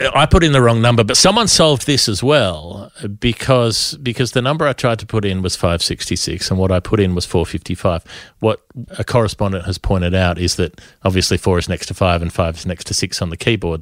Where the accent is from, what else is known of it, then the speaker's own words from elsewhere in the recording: Queensland, Australia; as a Queenslander